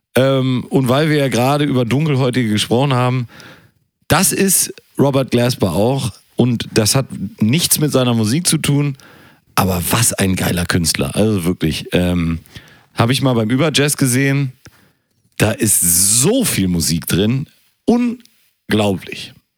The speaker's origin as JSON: {"language": "German", "country": "Germany", "said": "Ich bin Deutscher"}